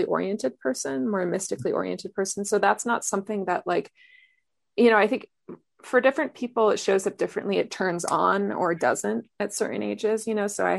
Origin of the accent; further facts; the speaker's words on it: northern New Mexico, United States; I grew up in New Mexico, in northern New Mexico